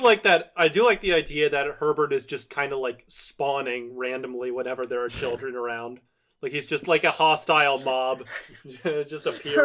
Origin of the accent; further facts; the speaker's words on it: Virginia, United States; I've known so many guys like Federline growing up in Virginia